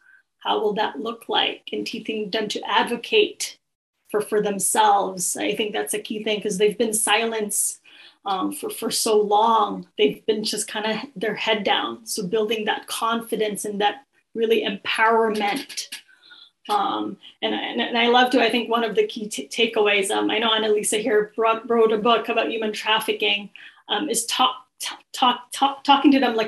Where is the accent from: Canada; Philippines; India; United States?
Philippines; I usually start with, oh, I'm Filipino.